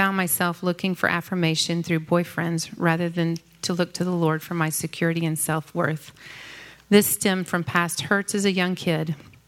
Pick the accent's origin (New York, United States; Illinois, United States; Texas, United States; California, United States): Texas, United States; Dallas; I grew up in Dallas in a family with a long legacy of God-fearing parents, grandparents, and great-grandparents.